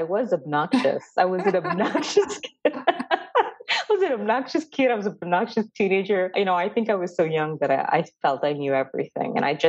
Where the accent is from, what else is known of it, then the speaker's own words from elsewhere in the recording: Dubai, United Arab Emirates; now in United States; I am from India and the caste system is not something that I really understand because I didn't grow up in India. I grew up in Dubai in the Middle East, and I'm currently in America